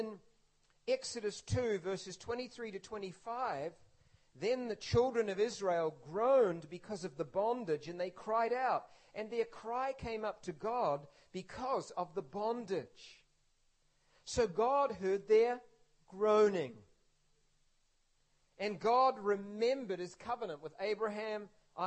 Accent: New Zealand; When I was growing up in New Zealand as a boy

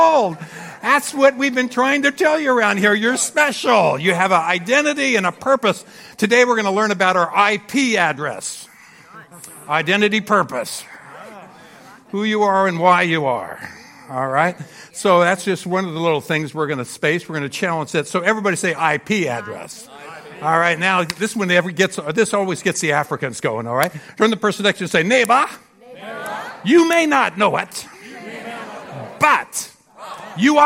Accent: Phoenix, Arizona, United States; we're from Phoenix, Arizona, and fifth largest city in America now

